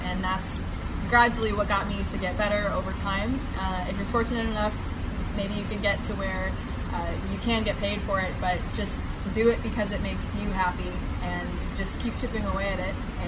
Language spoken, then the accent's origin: English; North Carolina, United States; now in New York, United States; I've lived in New York for about 5 years, but I'm originally from North Carolina, and that's where I call home right now